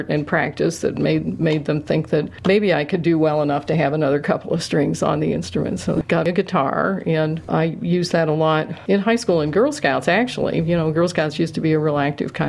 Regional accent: Cincinnati, Ohio, United States; moved away as an adult; also born or lived in Indianapolis, Indiana; now in Indiana, United States; I'm from Cincinnati, Ohio, and born and raised there.

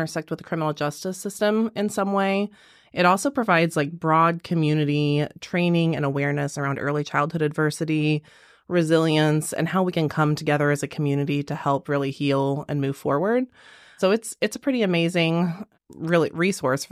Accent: Brown County, Indiana, United States; I am born and raised in Brown County

